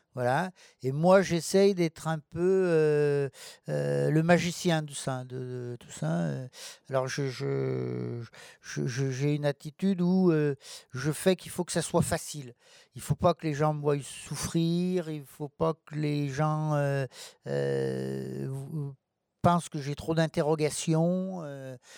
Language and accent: French; Rive-de-Gier, Auvergne-Rhône-Alpes, France; also born or lived in Lorette; je suis né à Lorette, euh, la, une petite ville, euh, située, euh, juste aux portes de Rive-de-Gier.